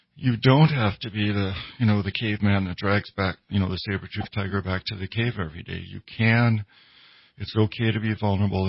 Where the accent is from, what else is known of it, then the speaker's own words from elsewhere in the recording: Minnesota, United States; I grew up in Minnesota